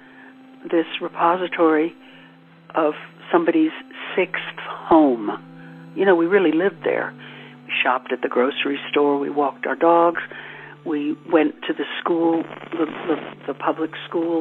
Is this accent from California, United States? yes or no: no; New York, United States; moved away as an adult; also born or lived in Beverly Hills / Malibu; I'm from New York, and I found myself living in Beverly Hills